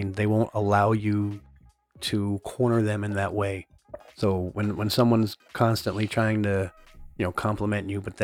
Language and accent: English; Eastern Pennsylvania, United States; I'm from Eastern Pennsylvania